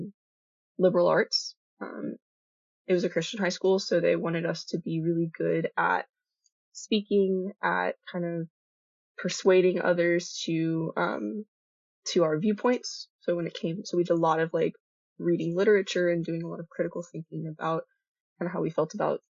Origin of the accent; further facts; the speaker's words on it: Colleyville, Texas, United States; moved away; I am originally from Fort Worth, Texas. For my DFW people who are listening, Colleyville specifically